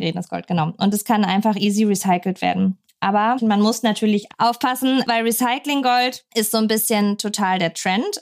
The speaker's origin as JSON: {"language": "German", "town": "Pforzheim", "region": "Baden-Württemberg", "country": "Germany", "tie": "born or raised there", "said": "Ich bin auch in Pforzheim geboren, der Goldstadt Deutschlands, mhm. steht auch immer noch auf dem Autobahnschild. ich sehr stolz drauf. nee, aber ähm, bin da eben groß geworden"}